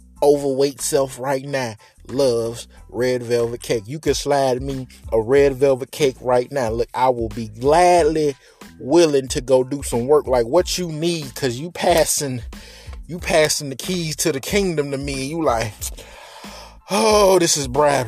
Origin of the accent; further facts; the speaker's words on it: the South, United States; I am from the South